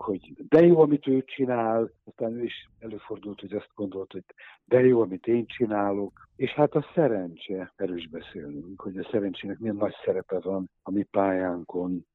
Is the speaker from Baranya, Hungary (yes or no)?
no; Budapest, Hungary; Egy évben születtünk, egy utcában laktunk, egy iskolába jártunk